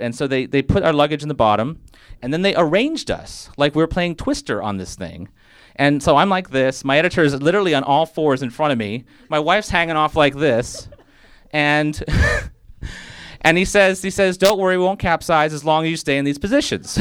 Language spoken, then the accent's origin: English; Fiji; moved away; from growing up in the Fiji Islands